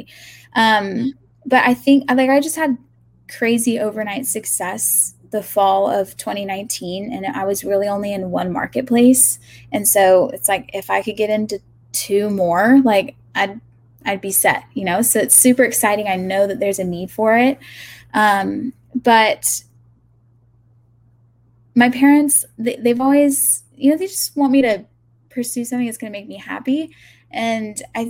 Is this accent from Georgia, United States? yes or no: yes; Augusta, Georgia, United States; moved away as an adult; also born or lived in Athens, Georgia / Atlanta, Georgia / California; I grew up in Augusta